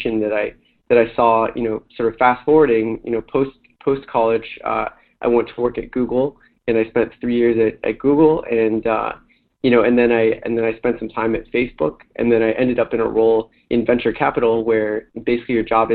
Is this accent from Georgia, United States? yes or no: no; Bay Area and Silicon Valley, California, United States; growing up in the Bay Area and Silicon Valley